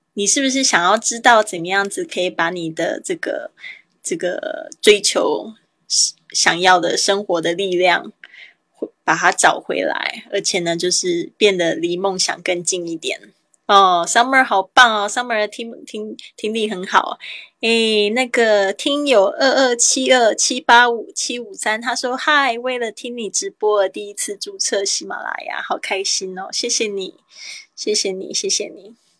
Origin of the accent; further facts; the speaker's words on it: Taiwan; 我是台妹啊，台湾来的